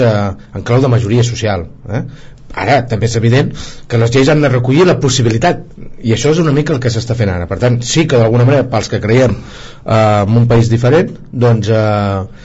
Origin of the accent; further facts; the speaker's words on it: Catalonia, Spain; volem opinar com a, com a catalans i catalanes